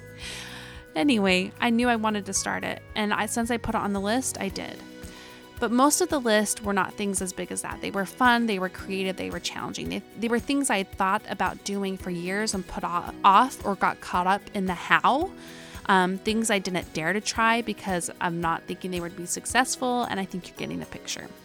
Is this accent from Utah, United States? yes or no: yes; Utah, United States; accent: Utah; my Utah accent